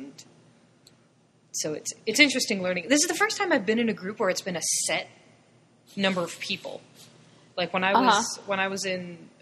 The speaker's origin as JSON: {"language": "English", "town": "East Hartford", "region": "Connecticut", "country": "United States", "tie": "born or raised there", "also_born_or_lived": "New Jersey / Shanghai", "said": "I'm from East Hartford. I, you know, went through all the schools in East Hartford"}